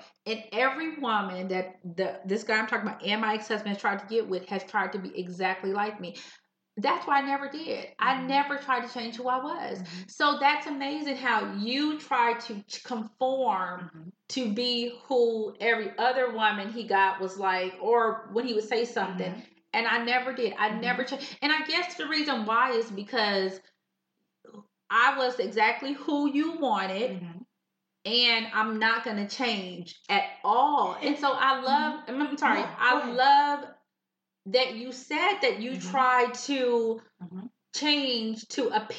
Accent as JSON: {"language": "English", "region": "California", "country": "United States", "said": "I came from California. I was so small."}